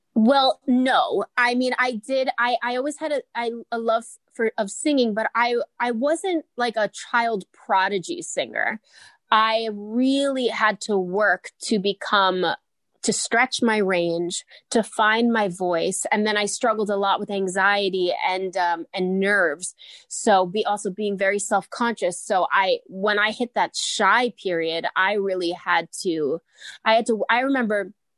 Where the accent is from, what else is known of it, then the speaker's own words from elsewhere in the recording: New York City, New York, United States; I grew up in Howard Beach, Queens, New York